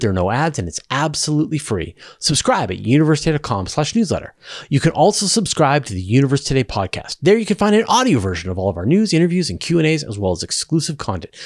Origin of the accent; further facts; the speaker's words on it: Vancouver, British Columbia, Canada; there was a big observatory in my hometown in Vancouver